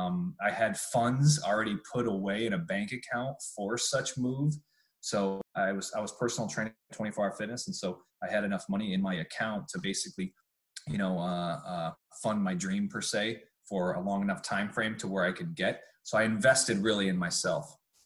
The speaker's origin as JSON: {"language": "English", "region": "California", "country": "United States", "said": "So I came from California. I got my certification, started getting my Rolodex of people, start meeting some coaches."}